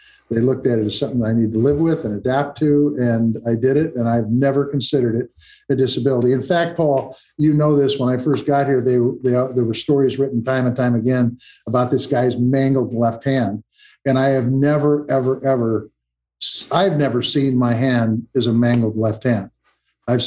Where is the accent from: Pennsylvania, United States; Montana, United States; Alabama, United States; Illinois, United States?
Montana, United States; I'm a farmer from Montana. My folks ran a butcher shop. We took the butcher shop over. It was on the farm. When my folks were running it, I was 9 years old